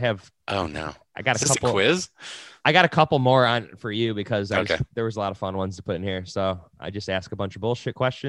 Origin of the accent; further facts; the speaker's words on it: Buffalo, New York, United States; Their fourth Purge was shot in Buffalo, my hometown.